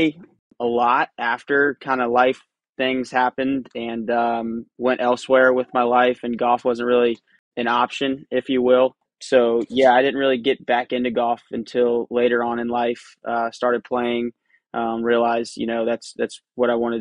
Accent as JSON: {"language": "English", "town": "Charleston", "region": "South Carolina", "country": "United States", "tie": "born or raised there", "said": "I grew up here in Charleston, South Carolina"}